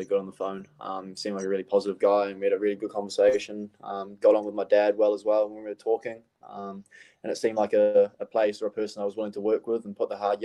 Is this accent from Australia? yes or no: no; Auckland, New Zealand; moved away as an adult; my hometown club, Birkenhead United